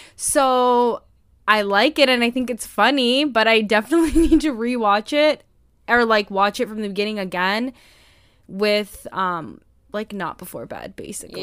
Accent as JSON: {"language": "English", "country": "United States", "said": "as an American"}